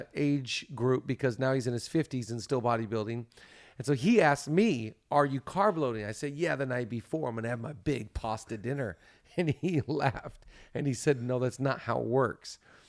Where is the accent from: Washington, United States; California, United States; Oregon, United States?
Washington, United States; we're both from Washington.